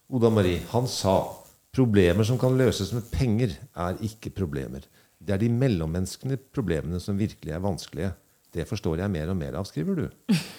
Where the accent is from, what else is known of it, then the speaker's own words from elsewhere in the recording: Oslo, Norway; accent: Oslo dialect; jeg har en dialekt, den er fra Oslo